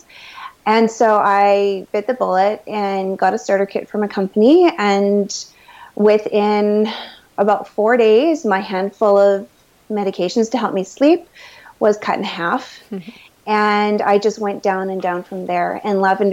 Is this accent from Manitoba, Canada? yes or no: yes; Manitoba, Canada; I am a Canadian girl, raised most of my life in Manitoba